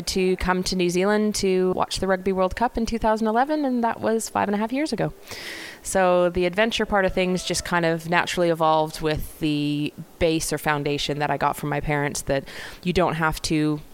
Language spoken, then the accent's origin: English; Armstrong, British Columbia, Canada; I grew up in British Columbia in a small town called Armstrong.